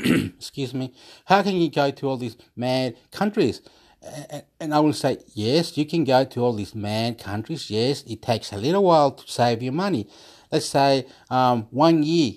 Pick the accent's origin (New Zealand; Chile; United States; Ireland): Chile; I'm from Chile